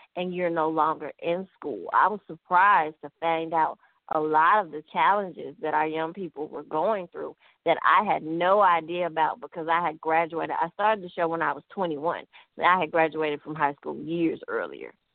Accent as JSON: {"language": "English", "town": "Memphis", "region": "Tennessee", "country": "United States", "tie": "born or raised there", "said": "I grew up in Memphis, Tennessee."}